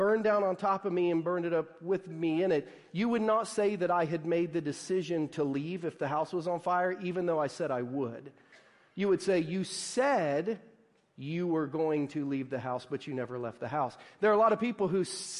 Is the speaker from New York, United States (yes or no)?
no; Southern Ohio, United States; a Midwestern kid growing up in Southern Ohio